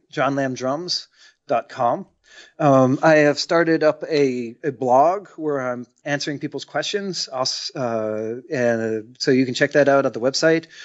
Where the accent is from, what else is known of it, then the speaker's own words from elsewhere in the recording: United States; I'm the only American playing the American music